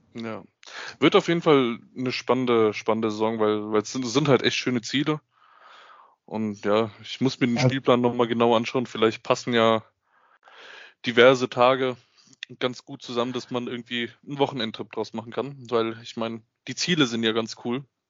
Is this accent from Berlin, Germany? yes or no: no; Frankfurt, Hesse, Germany; ich als Frankfurter Bub